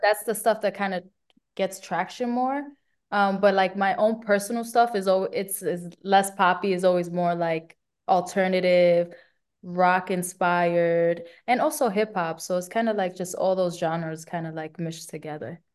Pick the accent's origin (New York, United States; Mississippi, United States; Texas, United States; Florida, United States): New York, United States; New York City; I'm Puerto Rican from the Bronx